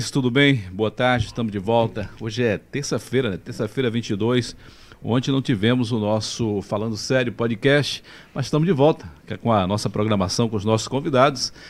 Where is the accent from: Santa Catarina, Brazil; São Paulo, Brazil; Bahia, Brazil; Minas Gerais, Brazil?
Bahia, Brazil; Vaza da Roça; born there; Ainda bem que no meu tempo lá, eu nasci lá em Vaza da Roça, nasci na fazenda e tinha parteira, né?